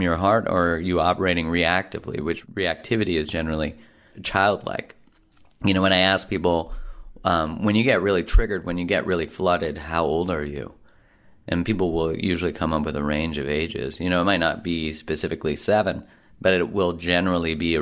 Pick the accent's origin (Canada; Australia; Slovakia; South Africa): Canada; being a Canadian